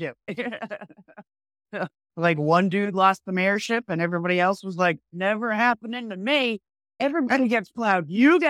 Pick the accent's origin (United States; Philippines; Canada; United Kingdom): United States; New England; I couldn't imagine 80 inches of snow. I'm from New England.